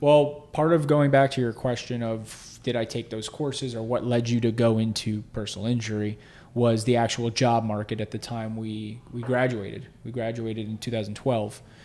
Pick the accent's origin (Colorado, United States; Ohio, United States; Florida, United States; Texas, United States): Florida, United States; South; also born or lived in Hollywood, Florida / Boca Raton, Florida / Weston, Florida; So I grew up in, uh, South Florida